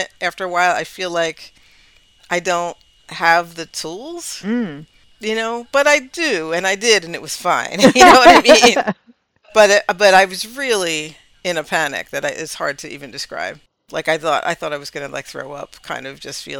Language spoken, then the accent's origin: English; Highland Park, New Jersey, United States; also born or lived in New Brunswick; Highland Park is, it's, that's like my hometown basically, New Brunswick, Highland Park